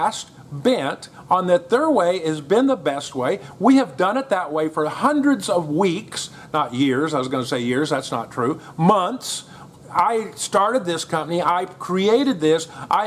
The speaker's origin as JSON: {"language": "English", "country": "United States", "moved": "yes", "said": "as an American"}